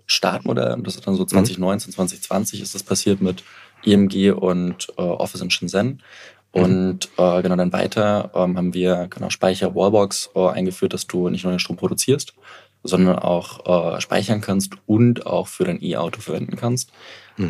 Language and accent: German; Dresden, Saxony, Germany; ich komme aus Dresden